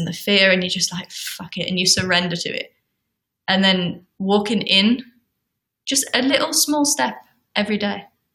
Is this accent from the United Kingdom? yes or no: yes; United Kingdom; I'm British